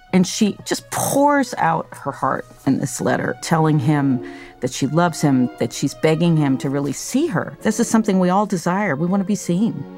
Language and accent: English; United States; as an American